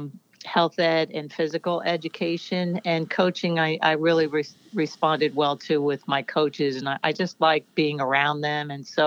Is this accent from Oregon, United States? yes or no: no; Bernardsville, New Jersey, United States; I grew up in a very small town called Bernardsville, New Jersey. And I lived on this road named Pill Hill Road.